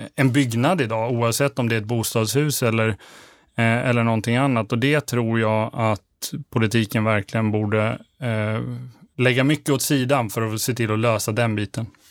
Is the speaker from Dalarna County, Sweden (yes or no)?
yes; Borlänge, Dalarna County, Sweden; Jag är född och uppvuxen i Borlänge